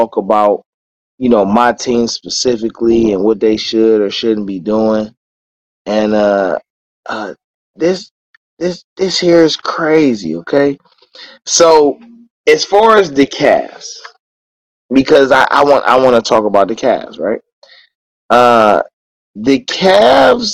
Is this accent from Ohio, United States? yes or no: yes; Cleveland, Ohio, United States; growing up in Cleveland